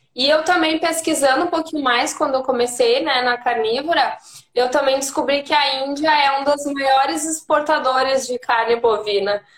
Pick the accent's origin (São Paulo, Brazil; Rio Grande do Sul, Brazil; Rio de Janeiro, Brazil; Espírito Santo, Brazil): Rio Grande do Sul, Brazil; Santana do Livramento; now in Porto Alegre, Brazil; eu sou de, do interior, né? De Santana do Livramento, mas eu moro em Porto Alegre já faz 15 anos